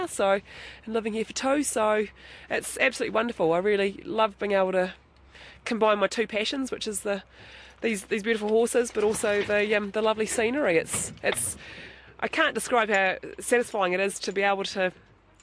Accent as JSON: {"language": "English", "town": "Fairlie", "region": "Canterbury", "country": "New Zealand", "tie": "born or raised there", "said": "I grew up in Fairlie in South Canterbury"}